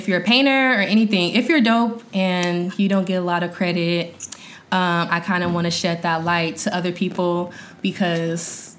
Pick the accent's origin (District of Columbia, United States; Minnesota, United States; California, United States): California, United States; Sacramento; moved away as an adult; now in Los Angeles, United States; I'm from Sacramento, California, currently living in LA.